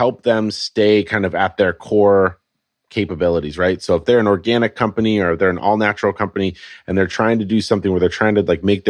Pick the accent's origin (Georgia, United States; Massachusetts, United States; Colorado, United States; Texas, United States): Colorado, United States; moved away as an adult; also born or lived in California; now in Portland, United States; So I grew up in Colorado where our growing season was about 12 minutes long.